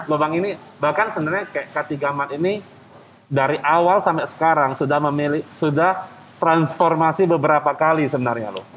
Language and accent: Indonesian; Medan, North Sumatra, Indonesia; moved away as an adult; also born or lived in Bandung / Jakarta; kita kan dari Medan kita merantau ke Jakarta, ke Pulau Jawa lah, ada ke Bandung